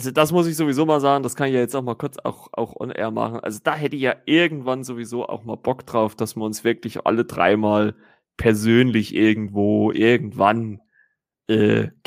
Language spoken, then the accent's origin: German; Saxony, Germany; now in Thuringia, Germany; obwohl ich eigentlich gebürtiger Sachse bin